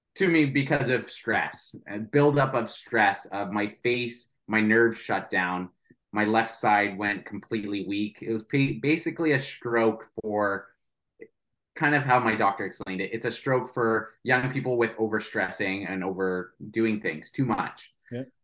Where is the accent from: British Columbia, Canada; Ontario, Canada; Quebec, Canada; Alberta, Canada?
Ontario, Canada; St. Catharines; I'm from St. Catharines